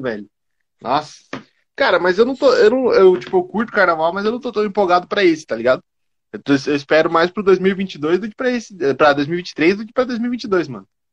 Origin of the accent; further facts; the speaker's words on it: Curitiba, Paraná, Brazil; eu sou de Curitiba